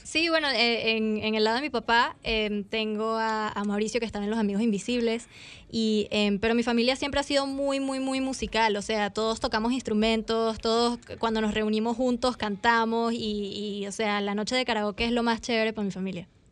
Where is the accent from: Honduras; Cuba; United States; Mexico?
United States; Miami, Florida; accent: Venezuelan; crecí en Miami em, y el acento venezolano no me lo quita nadie.